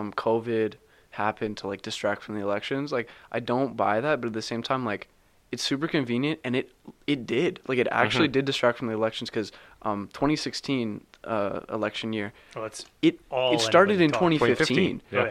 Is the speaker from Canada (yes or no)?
yes; Canada; I'm Canadian.